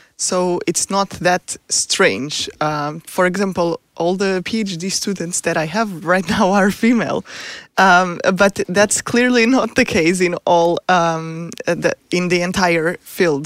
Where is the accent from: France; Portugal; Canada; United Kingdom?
Portugal; moved away as an adult; also born or lived in United States; now in Stockholm, Sweden; I'm from Portugal, so I did my P H D in Portugal